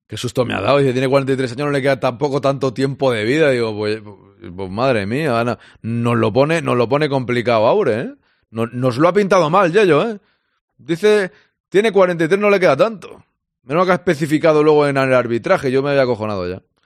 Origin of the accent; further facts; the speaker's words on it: Catalonia, Spain; yo soy catalán